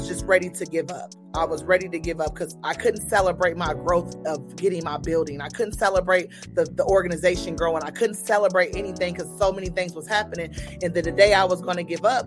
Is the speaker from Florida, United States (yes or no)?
no; Niles, Michigan, United States; also born or lived in Terre Haute; now in Indianapolis, United States; I'm from Niles, and it's Niles, Michigan. It's a small